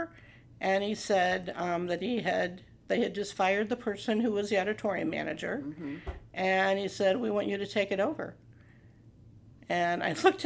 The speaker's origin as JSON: {"language": "English", "town": "Morton", "region": "Illinois", "country": "United States", "also_born_or_lived": "St. Louis", "said": "this is home. I'm from Morton. This is home"}